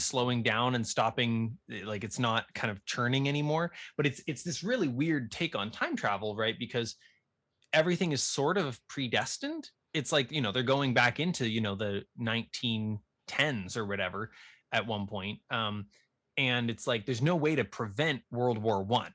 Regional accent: Nova Scotia, Canada; where I grew up in Nova Scotia

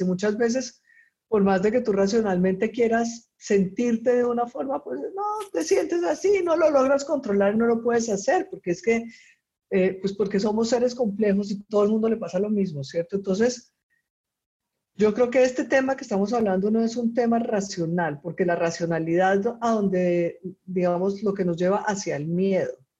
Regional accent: Colombia; also born or lived in Costa Rica; now in Chile; soy colombiana y vivo en Chile ahora, pero antes de vivir en Chile vivía en Costa Rica.

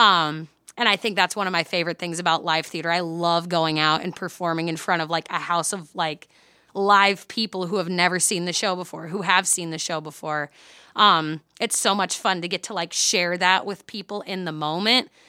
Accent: Mount Vernon, Iowa, United States; a children's theater in my hometown. I'm from Mount Vernon, Iowa

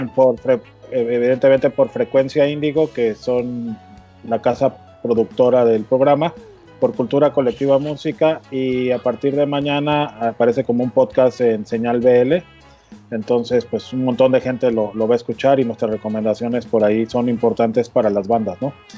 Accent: Mexico; los mexicanos

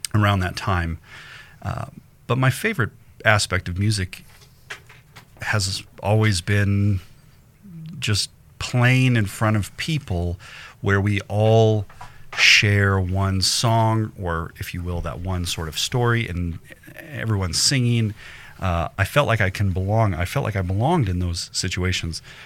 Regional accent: Denver, Colorado, United States; I grew up in Denver

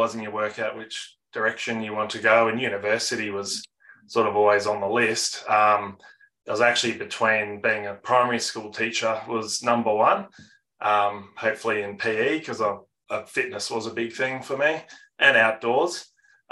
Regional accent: Geelong, Victoria, Australia; I'm born and bred in Geelong, Victoria.

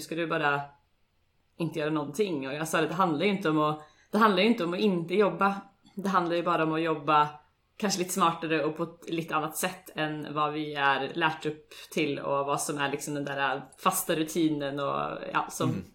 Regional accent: Sweden; moved away as an adult; now in Oslo, Norway; Jag är eh, från Sverige som säkert många av er hör

